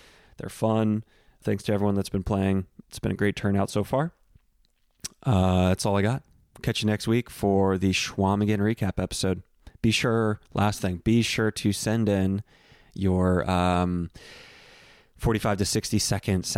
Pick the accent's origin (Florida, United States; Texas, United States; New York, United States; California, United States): Texas, United States; Central; I grew up on Central Texas beef jerky